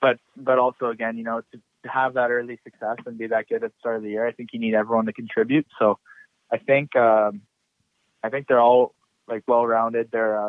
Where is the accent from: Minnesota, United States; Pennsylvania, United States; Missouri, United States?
Missouri, United States; St. Louis; born there; I was born in St. Louis, Missouri, and then I moved.